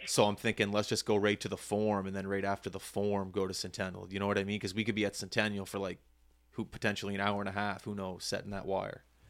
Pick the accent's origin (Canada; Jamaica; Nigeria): Canada; Halifax, Nova Scotia; as a young boy growing up in Halifax